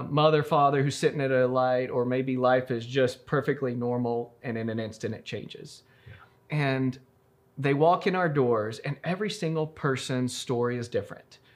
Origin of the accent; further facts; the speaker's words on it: Roswell, New Mexico, United States; also born or lived in Waco, Texas; I'm from Roswell originally, born and raised.